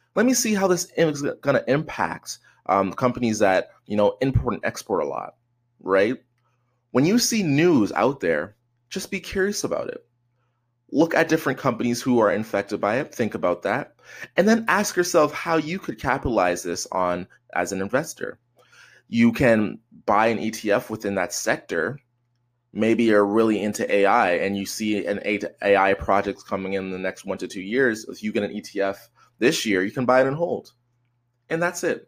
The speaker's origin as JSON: {"language": "English", "country": "Canada", "said": "I'm Canadian"}